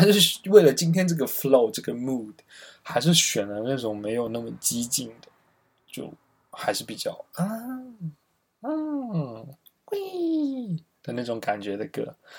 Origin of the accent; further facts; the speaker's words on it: Dongguan, Guangdong, China; 首先我个人来自一个小城市，我，东莞确实是一个非常，非常小的地方